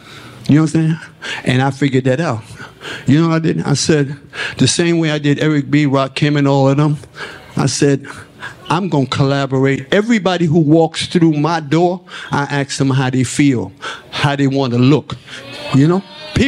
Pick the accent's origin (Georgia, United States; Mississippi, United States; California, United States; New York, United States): New York, United States; New York City; that's a lesson I learned from growing up in Harlem, real poor, swimming in the Harlem River.